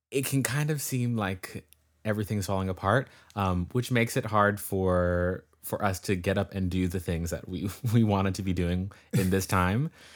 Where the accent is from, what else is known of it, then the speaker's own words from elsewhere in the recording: California, United States; am from California, um, and currently am in California, um, in the northern part in the Bay Area